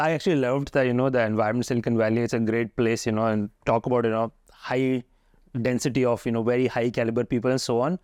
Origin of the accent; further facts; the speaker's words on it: Haridwar, Uttarakhand, India; I'm also from Western U P, Haridwar